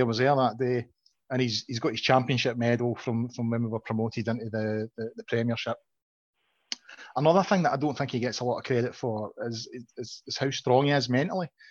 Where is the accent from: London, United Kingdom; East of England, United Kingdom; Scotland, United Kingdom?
Scotland, United Kingdom; Glasgow; I'm originally from Glasgow. I know John disputes this, but I, I really am. I was born in Govan